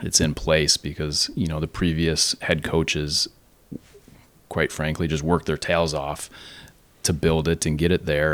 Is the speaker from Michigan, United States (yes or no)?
no; Naperville, Illinois, United States; born and raised in Naperville